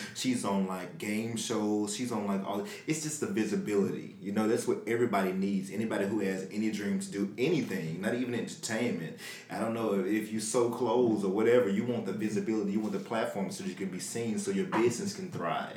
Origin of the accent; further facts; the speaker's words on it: Memphis, Tennessee, United States; I'm from Memphis.